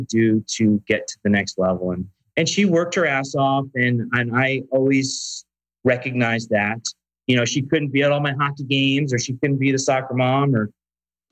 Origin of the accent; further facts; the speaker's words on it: Westchester County, New York, United States; moved away as an adult; now in California, United States; I was raised in Westchester County, New York